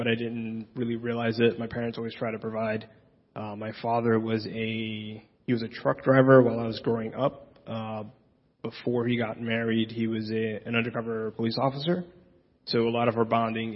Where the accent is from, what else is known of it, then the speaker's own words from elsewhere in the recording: Union City, New Jersey, United States; English is a second language; also born or lived in Puerto Rico; I also grew up in North Jersey, a little further north in Union City.